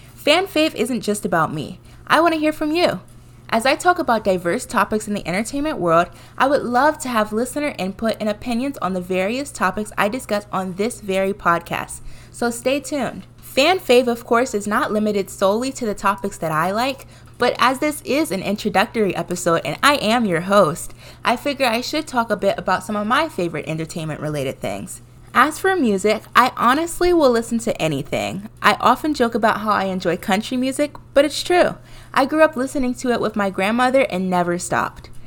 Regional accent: Washington, District of Columbia, United States; moved away as an adult; now in New York, United States; I am originally from the Washington, D C area

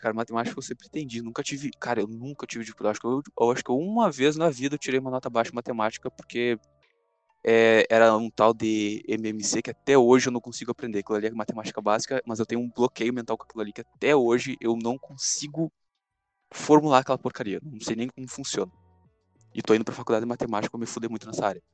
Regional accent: Rio Grande do Sul, Brazil; accent: gaúcho; Eu sou gaúcho

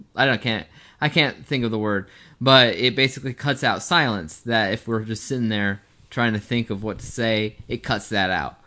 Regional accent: United States; we're from the United States

